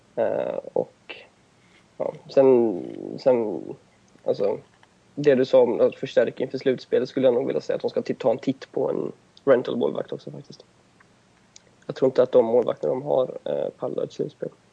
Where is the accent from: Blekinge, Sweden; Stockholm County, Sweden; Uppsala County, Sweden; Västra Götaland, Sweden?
Västra Götaland, Sweden; Gothenburg; jag kommer från Göteborg